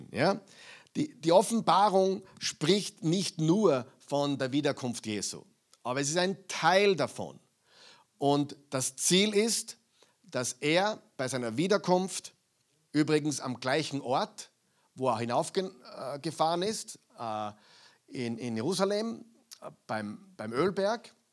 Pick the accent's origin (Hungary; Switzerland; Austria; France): Austria; also born or lived in United States; Äh, ich habe zehn Jahre in Amerika gelebt, aber ich bin Österreicher. Ja? Und viele Dinge in meinem Kopf sind nur österreichisch, auch wenn ich Englisch spreche.